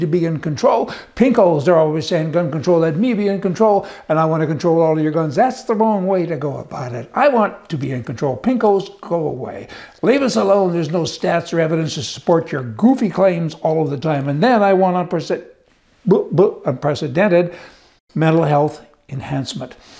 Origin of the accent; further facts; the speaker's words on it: Alberta, Canada; I am from Alberta.